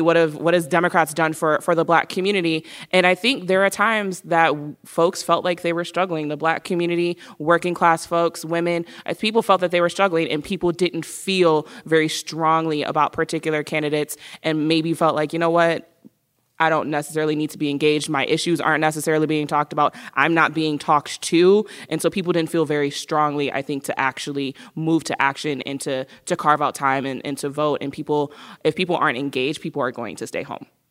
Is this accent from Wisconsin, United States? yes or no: yes; Milwaukee, Wisconsin, United States; I'm born and raised in Milwaukee